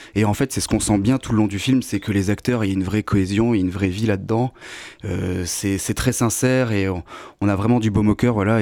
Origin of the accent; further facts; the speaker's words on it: Lorraine, Grand Est, France; moved away; je viens de Lorraine à la base